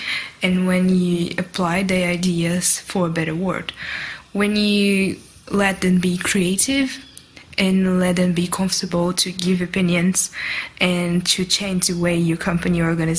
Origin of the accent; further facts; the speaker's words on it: Brazil; from Brazil